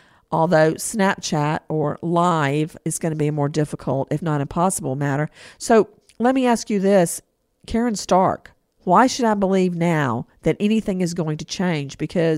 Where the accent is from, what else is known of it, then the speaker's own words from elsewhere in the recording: Macon, Georgia, United States; moved away; when I grew up in Macon